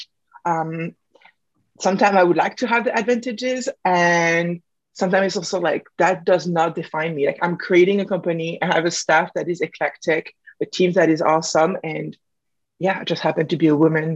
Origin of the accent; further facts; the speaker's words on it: France; moved away; I come from France. I have a dual nationality